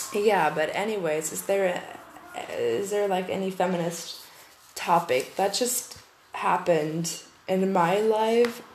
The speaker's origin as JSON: {"language": "English", "country": "Germany", "second_language": "English", "said": "I'm from German eh, I'm from Germany, and um, English is not my mother tongue"}